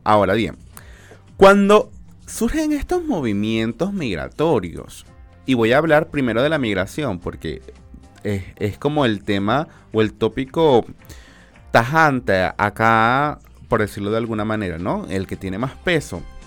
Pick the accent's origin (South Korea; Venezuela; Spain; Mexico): Venezuela; now in Chile; la comunidad migrante más, más grande somos la venezolana